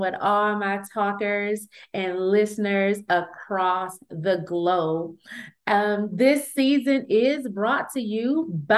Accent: Flint, Michigan, United States; 810 or 810, however you want to call it, is the area code of Flint, Michigan. Y'all know that's my hometown

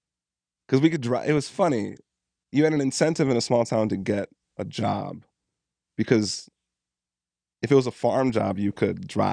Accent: Carlton, Minnesota, United States; born or raised there

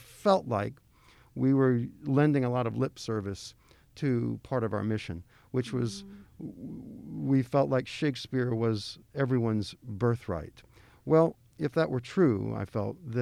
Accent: Memphis, Tennessee, United States; I was born and raised in Memphis

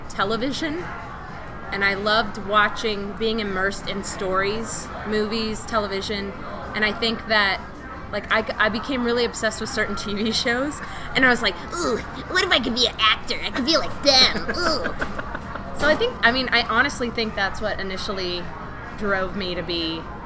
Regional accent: Arizona, United States; I was a kid growing up in Arizona

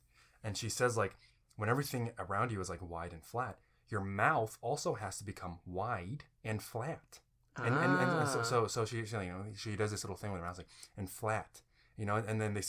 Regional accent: Indiana, United States; born there; Which is interesting because originally born in Indiana, lived 11 years in the Midwest, and there actually is a Midwest accent.

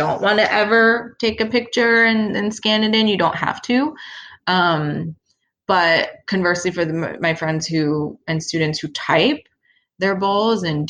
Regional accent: Philadelphia, Pennsylvania, United States; now in Pittsburgh, United States; I'm from Philadelphia

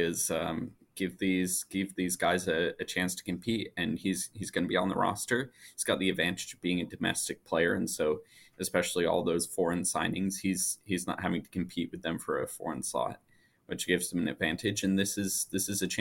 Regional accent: Michigan, United States; moved away; I'm from Michigan originally, and that's where my family is

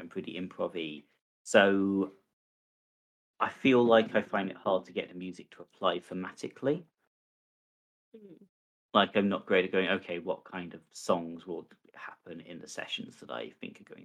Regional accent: United Kingdom; as a British person

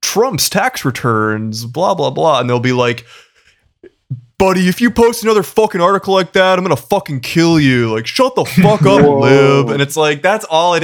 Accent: Massachusetts, United States; moved away; my hometown's political Facebook group

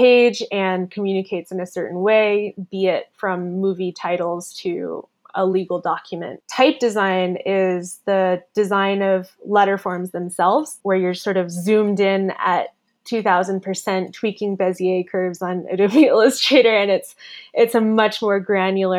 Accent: Florida, United States; moved away as an adult; also born or lived in London, United Kingdom / Taiwan; growing up in Florida

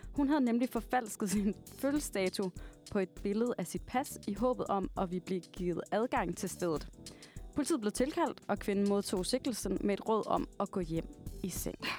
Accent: Varde, Southern Denmark, Denmark; Jeg kommer fra en lille by, der hedder Varde, som ligger i Jylland, lidt uden for Esbjerg

